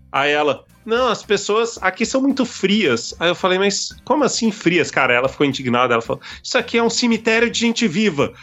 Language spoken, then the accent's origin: Portuguese; Brasília, Federal District, Brazil; sou de Brasília.